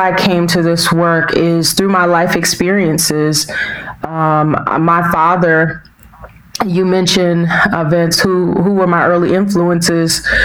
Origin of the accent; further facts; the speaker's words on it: Washington, District of Columbia, United States; also born or lived in North Carolina; I was born and raised in Washington, D.C. proper. So I was raised in the city in the Northwest Quadrant, Ward 4.